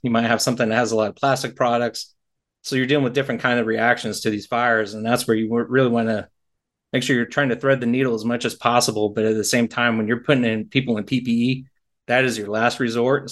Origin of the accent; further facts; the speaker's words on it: Texas, United States; I grew up in Texas, Tornado Alley